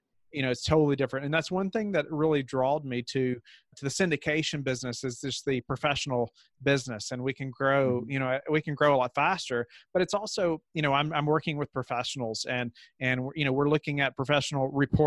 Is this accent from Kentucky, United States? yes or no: yes; Kentucky, United States; moved away as an adult; now in Virginia, United States; I grew up in Kentucky. And then we moved to Virginia for this position